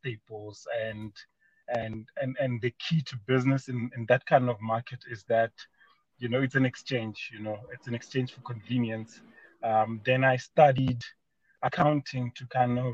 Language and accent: English; Mokopane, Limpopo, South Africa; I was born in a small mining town of Mokopane, formerly known as Potgietersrus in Limpopo.